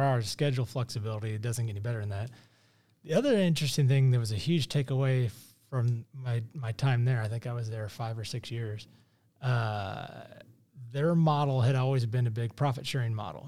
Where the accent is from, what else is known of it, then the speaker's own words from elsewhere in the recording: Kansas City, Missouri, United States; I born and raised in South Kansas City.